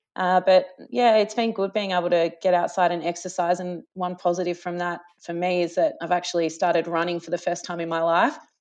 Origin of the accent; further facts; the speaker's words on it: Gippsland, Victoria, Australia; moved away as an adult; also born or lived in Traralgon, Victoria / Warragul, Victoria / Darwin; now in Melbourne, Australia; I'm, um, a Gippsland girl. So I grew up in Country Victoria